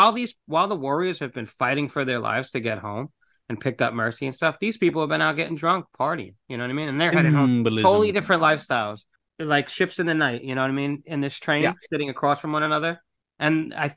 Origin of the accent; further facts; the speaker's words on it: New York, United States; I'm not from the city, but I am from New York